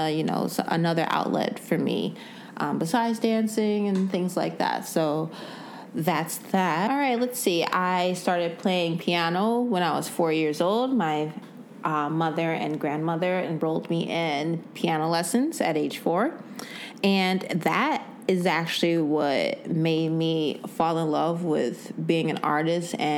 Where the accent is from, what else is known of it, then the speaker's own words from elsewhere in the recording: Evergreen Park, Illinois, United States; I am from Evergreen Park, Illinois, a little small suburb outside of Chicago.